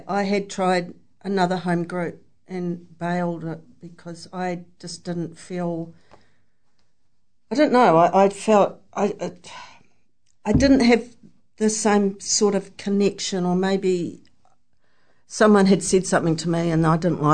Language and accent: English; Hamilton, Waikato, New Zealand; I'm from Hamilton